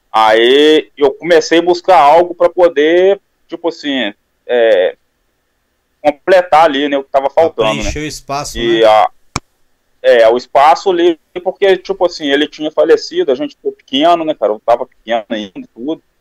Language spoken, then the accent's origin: Portuguese; São João del Rei, Minas Gerais, Brazil; E nasci aqui mesmo, aqui em Minas Gerais, em São João Del Rei. que é próximo de Belo Horizonte, uns 180 quilômetros, mais ou menos.